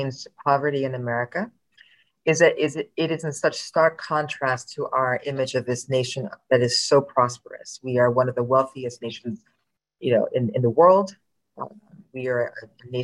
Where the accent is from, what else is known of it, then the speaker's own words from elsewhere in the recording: Princeton Junction, New Jersey, United States; I grew up in New Jersey.